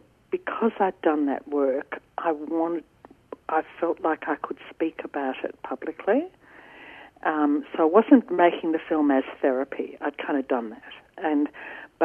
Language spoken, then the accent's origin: English; Ringwood, Victoria, Australia; growing up in Ringwood on my father's hop research station